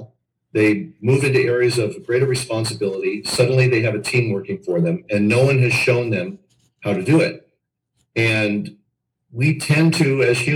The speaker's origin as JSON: {"language": "English", "town": "Los Angeles", "region": "California", "country": "United States", "tie": "born or raised there", "said": "I grew up in Los Angeles"}